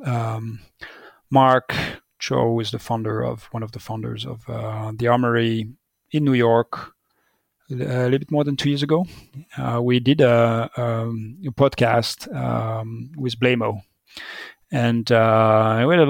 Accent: Vallée de Joux, Vaud, Switzerland; the cheese from my village, where I grew up in the Vallée du Jour

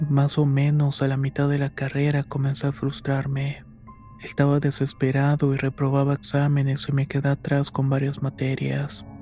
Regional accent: Guadalajara, Jalisco, Mexico; now in Serano, Mexico; soy originario de Guadalajara, aunque actualmente resido en Serano, Guanajuato, el cual es un pequeño pueblo colindante a Michoacán.

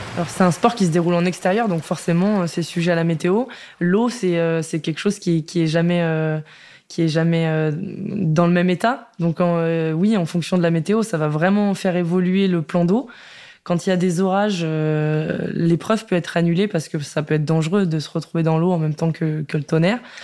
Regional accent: Rillieux-la-Pape, Auvergne-Rhône-Alpes, France; je suis née à Rieux-la-Pape dans la région euh, lyonnaise

